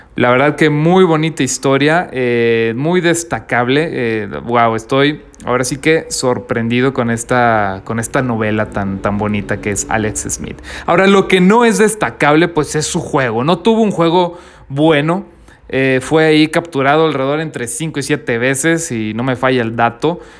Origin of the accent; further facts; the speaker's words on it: northern Mexico, Mexico; Yo soy del norte de México, así que aquí todavía está haciendo calor.